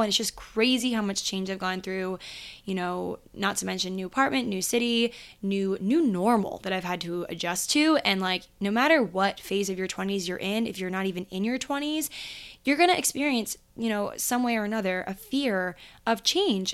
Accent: Maryland, United States; I grew up in Maryland

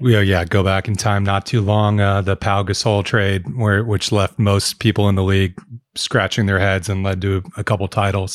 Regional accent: Oregon, United States; as a Oregonian, I grew up in Bedford.

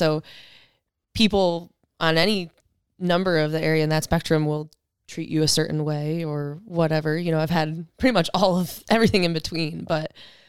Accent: Michigan, United States; Originally born and raised in Michigan, and went to school there.

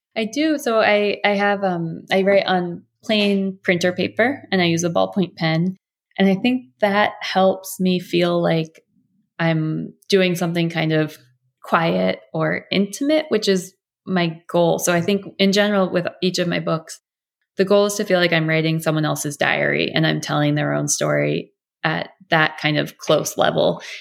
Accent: United States; as an American

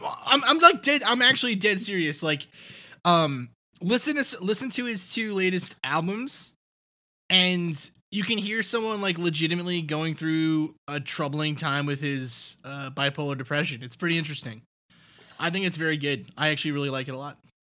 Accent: New York City, New York, United States; I'm from Staten Island

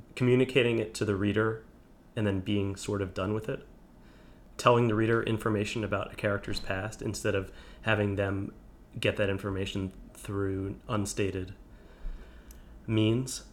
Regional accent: New Jersey suburbs, United States; now in Brooklyn, United States; I grew up in New, in the suburbs of New Jersey.

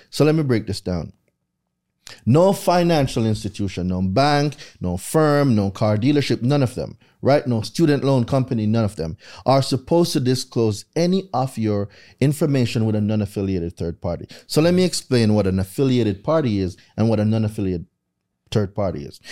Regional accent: Jamaica; moved away as an adult; now in United States; I lived there my entire life

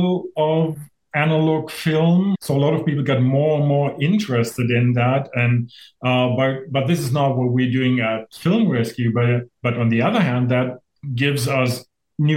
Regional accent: Germany; moved away as an adult; now in Saskatchewan, Canada; I'm originally from Germany, and I moved here because of that job

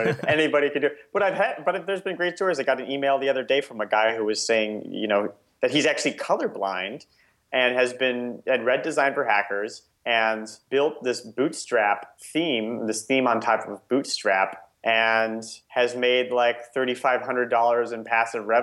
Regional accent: Nebraska, United States; my entire childhood, I grew up in Nebraska.

